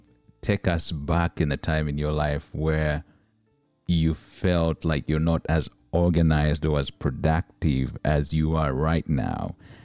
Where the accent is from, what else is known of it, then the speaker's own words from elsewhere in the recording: Uganda; I come from East Africa. And in Uganda, East Africa, there's a lot of pressure to just get through the day